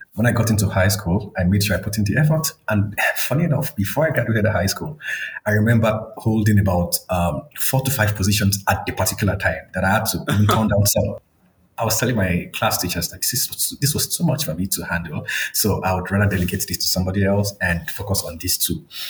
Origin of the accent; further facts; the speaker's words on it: Akure, Ondo, Nigeria; moved away as an adult; now in South Africa; It, it, was in a city um, in the southwestern part of Nigeria. Um, the city was called, it's currently called Akure in Ondo State.